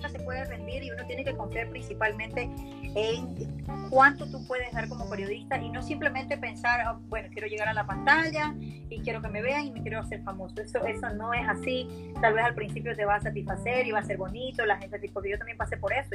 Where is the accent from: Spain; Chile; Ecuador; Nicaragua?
Ecuador; moved away as an adult; now in United States; soy la única ecuatoriana